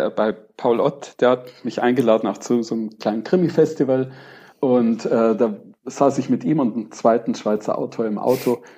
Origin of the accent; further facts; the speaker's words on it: Bavaria, Germany; meiner alten Heimat in der Oberpfalz